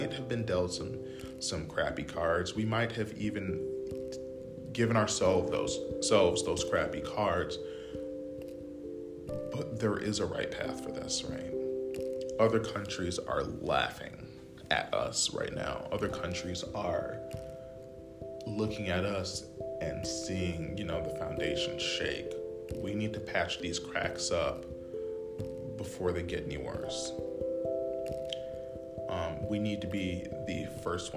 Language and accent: English; United States; as Americans, as the American people